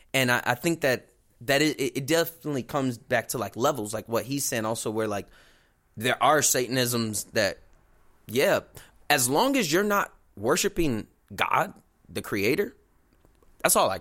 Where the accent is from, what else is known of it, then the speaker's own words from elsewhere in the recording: Chicago, Illinois, United States; We're from Chicago